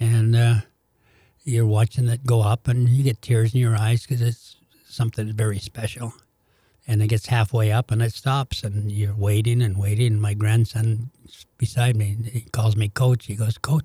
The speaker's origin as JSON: {"language": "English", "country": "Canada", "moved": "as an adult", "lives_now": "St. Louis, United States", "said": "being a Canadian mm-hmm. and growing up in Hockey Night Canada"}